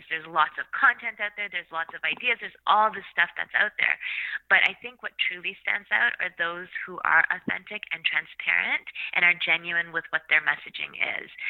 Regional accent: Canada; I've was very lucky to be born and raised in Canada, where I had access to education

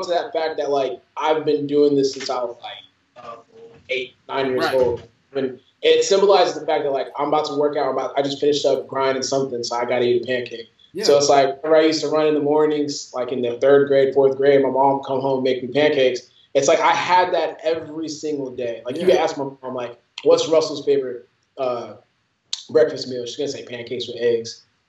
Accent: Nigeria; since I'm Nigerian, she used to cook us it's fried yam with eggs.

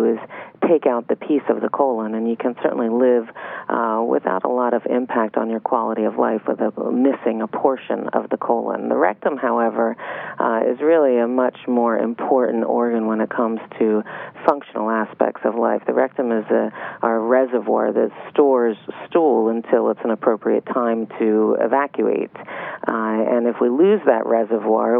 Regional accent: Philadelphia, Pennsylvania, United States; also born or lived in Miami, Florida; now in Weston, United States; I'm originally from Philadelphia.

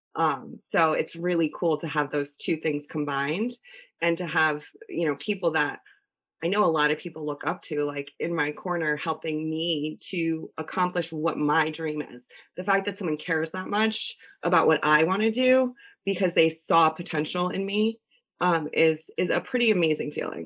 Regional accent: Connecticut, United States; born and raised in Connecticut

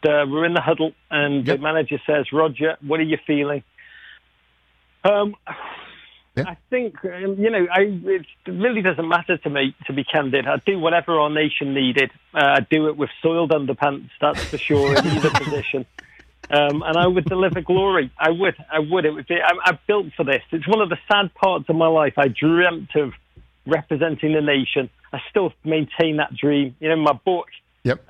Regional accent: Liverpool, North West England, United Kingdom; accent: Liverpool; moved away as an adult; now in United States; I grew up in Liverpool

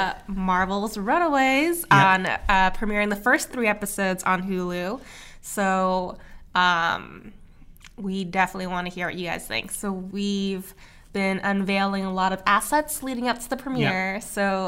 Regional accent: Los Angeles, California, United States; I grew up in Los Angeles, but I never really went to Orange County that often.

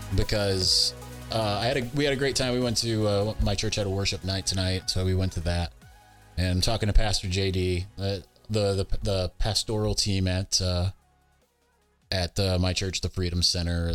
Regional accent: Ann Arbor, Michigan, United States; that's where I was born in Ann Arbor, Michigan, at the University of Michigan Hospital

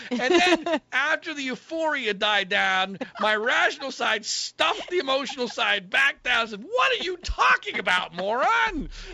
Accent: Philadelphia suburbs, Pennsylvania, United States; I'm from the Philadelphia suburbs

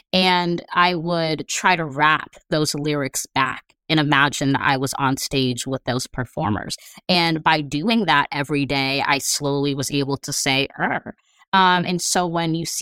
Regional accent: Los Angeles, California, United States; I'm from

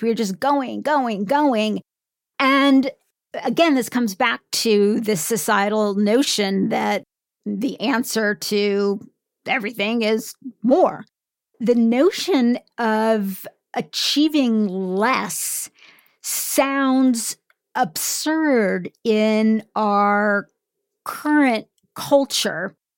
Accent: United States; as an American

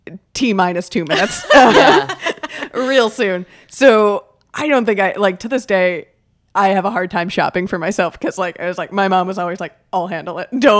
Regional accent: Miami, Florida, United States; I grew up in Miami.

